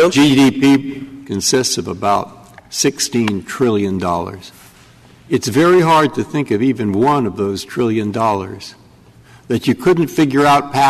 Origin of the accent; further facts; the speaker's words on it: the West, United States; I'm from the West.